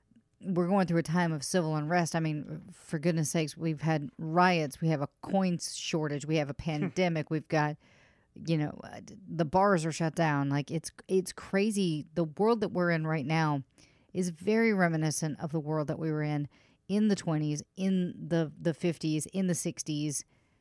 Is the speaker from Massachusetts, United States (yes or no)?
yes; Massachusetts, United States; That's my home state. So home state pride right there.